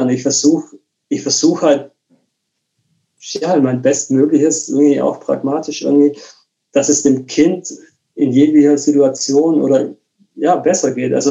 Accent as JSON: {"language": "German", "region": "Bremen", "country": "Germany", "moved": "yes", "said": "ich bin aus Bremen weggezogen und habe mehr oder weniger ja, alles irgendwie hinter mir gelassen."}